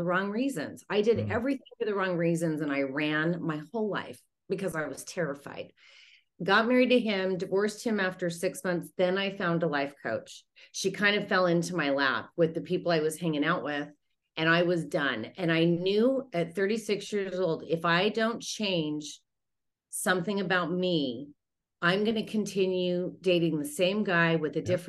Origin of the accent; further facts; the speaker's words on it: Utah, United States; moved away; I'm from Utah originally